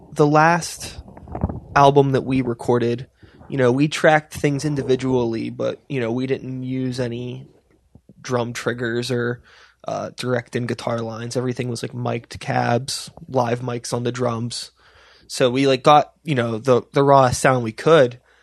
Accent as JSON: {"language": "English", "town": "Wilkinsburg", "region": "Pennsylvania", "country": "United States", "tie": "born or raised there", "said": "I grew up in Wilkinsburg."}